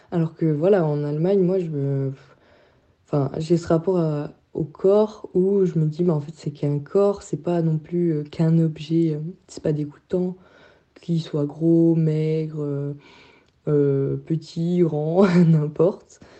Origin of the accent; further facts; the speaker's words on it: France; En tant que Français, aller au lac à Leipzig, c'est un peu perturbant la première fois